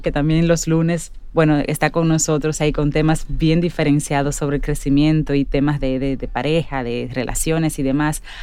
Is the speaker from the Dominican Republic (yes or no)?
yes; Dominican Republic; cada rinconcito de nuestro país